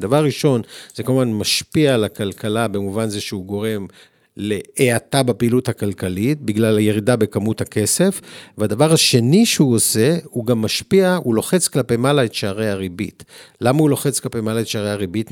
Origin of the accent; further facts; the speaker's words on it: Tel Aviv, Tel Aviv District, Israel; אני עוד גדלתי בעולם שפה לא רחוק מאיפה שאנחנו מקליטים, ברחוב לילינבלום